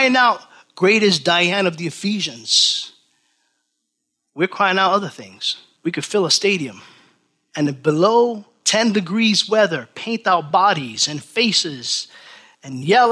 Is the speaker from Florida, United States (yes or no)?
no; New York, United States; Born and raised in New York